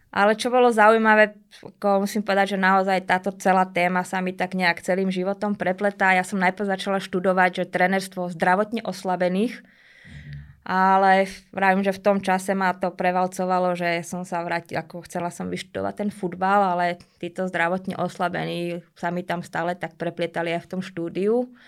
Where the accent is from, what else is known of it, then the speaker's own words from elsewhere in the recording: Bratislava, Bratislava Region, Slovakia; Pochádzam z mesta, pochádzam z Bratislavy, vyrastala som v paneláku